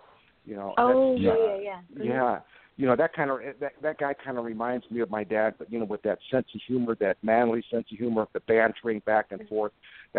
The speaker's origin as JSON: {"language": "English", "town": "Fort Buckner", "region": "Okinawa", "country": "Japan", "tie": "born or raised there", "said": "I used to watch all those old TV shows growing up on Fort Buckner, Okinawa"}